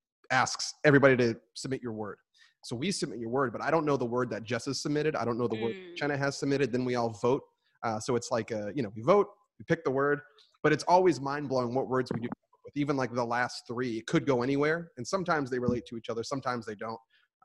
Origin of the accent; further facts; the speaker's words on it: Cape Cod, Massachusetts, United States; I'm from the Cape.